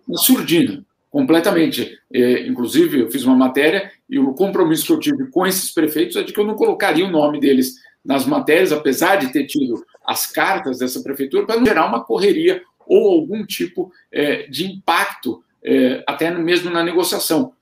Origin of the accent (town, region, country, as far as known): Brazil; now in Switzerland